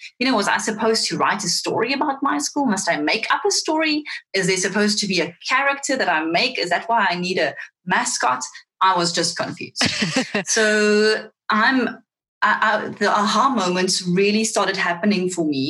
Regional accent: South Africa; accent: Afrikaans; first language Afrikaans; English is a second language; my Afrikaans, which is my first language

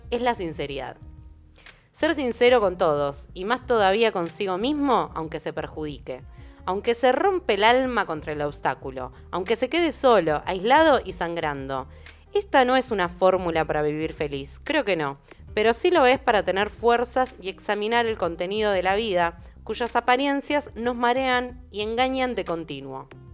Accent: Argentina; como argentinas, argentinos y argentines

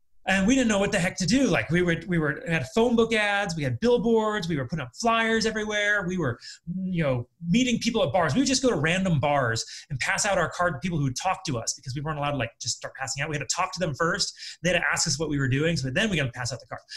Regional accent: California, United States; moved away as an adult; also born or lived in Colorado / Akron, Ohio; now in Las Vegas, United States; I was from California. I lived in Colorado before

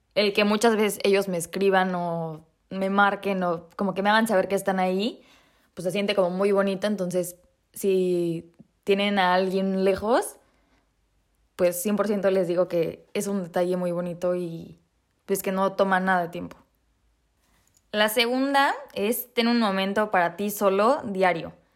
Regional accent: Mexico; moved away as an adult; now in Prague, Czech Republic; el 23 de enero me fui de México

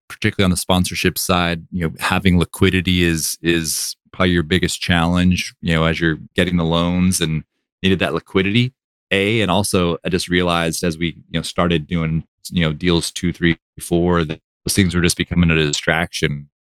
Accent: Austin, Texas, United States; born and raised in Austin

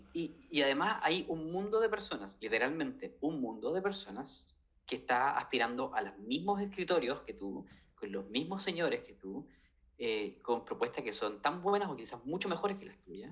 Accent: Chile; yo vengo de Chile

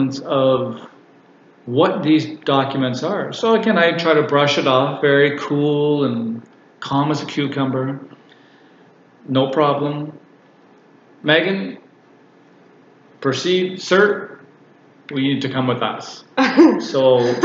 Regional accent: Canada; I'm Canadian

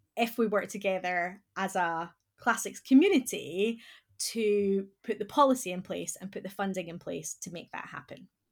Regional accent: Scotland, United Kingdom; accent: Scottish; moved away; my accent that I'm originally from Scotland

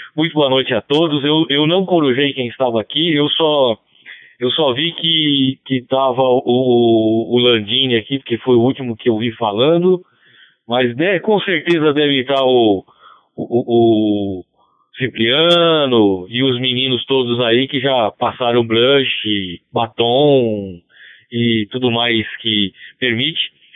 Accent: Natal, Rio Grande do Norte, Brazil; Mas eu também sou Potiguá. Eu nasci em Natal aí

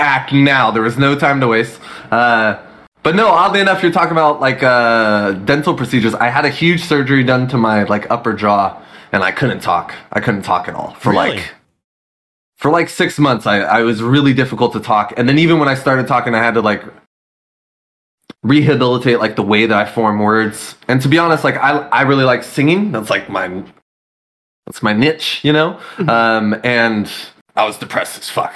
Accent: California, United States; I've never been out of here, bro. This is all I know.

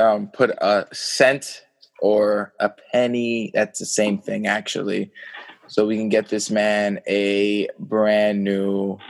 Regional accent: Kenilworth, New Jersey, United States; I'm from Kenilworth.

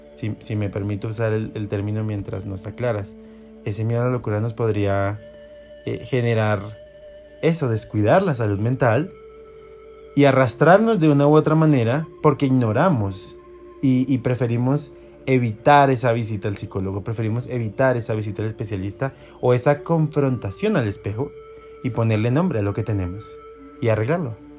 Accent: Colombia; lo estamos haciendo desde Colombia, somos colombianos

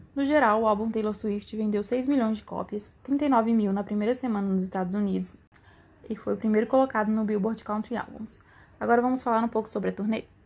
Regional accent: Brazil; eu sou brasileira

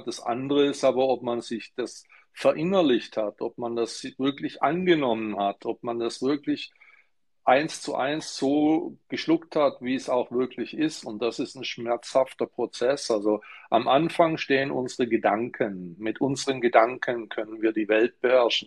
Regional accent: Stuttgart, Baden-Württemberg, Germany; ich bin in Stuttgart geboren

